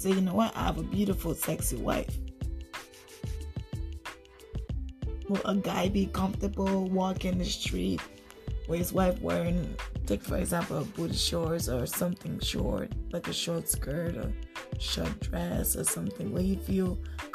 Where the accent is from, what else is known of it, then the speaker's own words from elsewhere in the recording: Liberia; now in Canada; Originally, I'm from Liberia, but I do live in Canada.